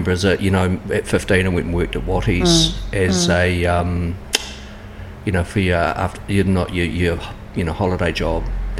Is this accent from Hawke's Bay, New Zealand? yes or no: yes; Hastings, Hawke's Bay, New Zealand; I was born in Hastings in Frimley. Went to Frimley School. Then on to Heritage Intermediate, then St. John's College. I don't know why my parents sent me to a Catholic school. Well, I was brought up a Catholic